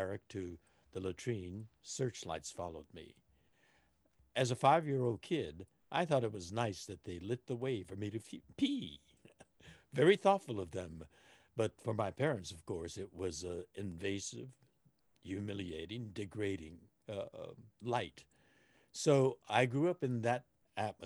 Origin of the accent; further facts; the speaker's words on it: Los Angeles, California, United States; I was born here in Los Angeles